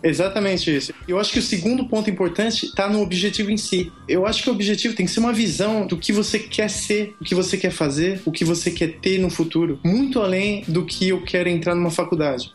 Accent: Brazil; moved away as an adult; also born or lived in France / United States; eu sou brasileiro

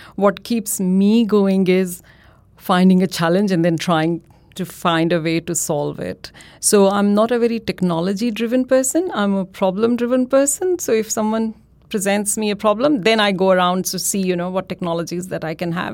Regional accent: India; moved away as an adult; now in Australia; I am from India, and my undergrad, my postgrad, that was all done at Delhi University in India

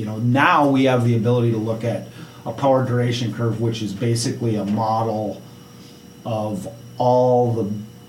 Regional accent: United States; as an American

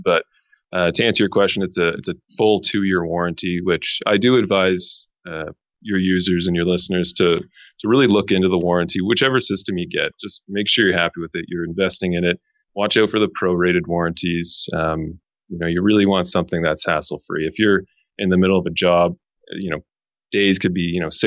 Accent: Montreal, Quebec, Canada; now in Toronto, Canada; I'm originally from Montreal

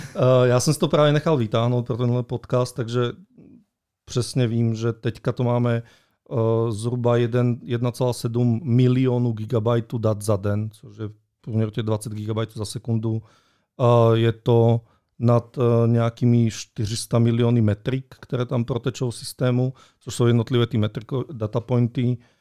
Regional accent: Slovakia; Czech is a second language; já jsem totiž Slovák

